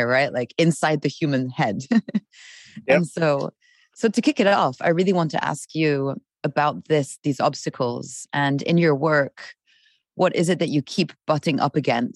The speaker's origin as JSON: {"language": "English", "country": "Switzerland", "said": "I'm from Switzerland"}